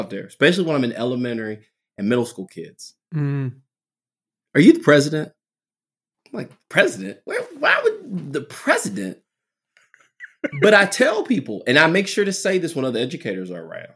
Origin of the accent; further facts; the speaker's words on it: Southwest Virginia, United States; accent: country; I'm very country. You know, I'm from Southwest Virginia.